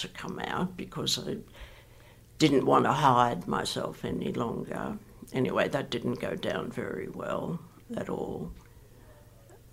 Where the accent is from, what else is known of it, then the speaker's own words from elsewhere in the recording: Sydney, New South Wales, Australia; I grew up in Ashfield, which at the time was a working class, very white, very Anglo suburb.